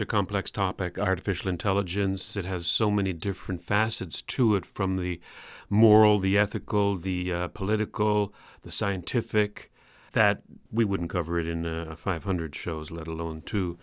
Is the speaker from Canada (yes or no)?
yes; Newfoundland and Labrador, Canada; accent: Newfoundland; my Newfoundland accent